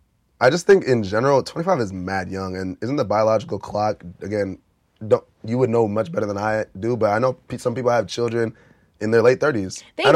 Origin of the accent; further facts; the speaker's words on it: Nigeria; we're Nigerian, we're African